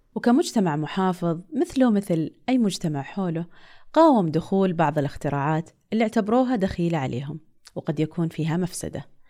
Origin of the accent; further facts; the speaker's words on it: Saudi Arabia; حنا كسعوديين